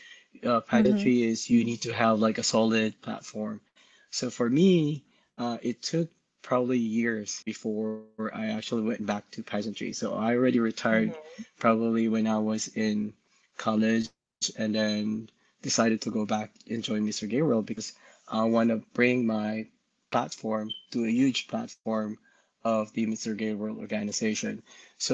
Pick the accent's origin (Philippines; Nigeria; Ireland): Philippines; moved away as an adult; also born or lived in Bay Area, California; now in California, United States; I was born and raised in the Philippines. And in 2013, I moved here.